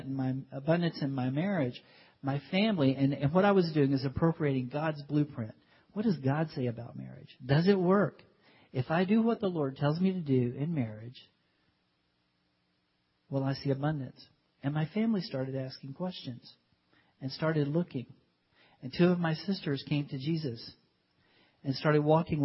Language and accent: English; United States; moved away as an adult; we're white, we're from America